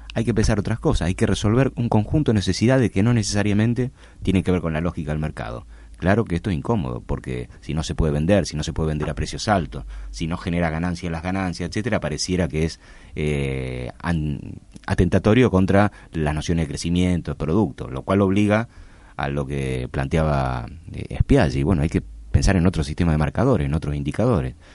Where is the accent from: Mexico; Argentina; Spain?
Argentina; Nosotros somos, el, Argentina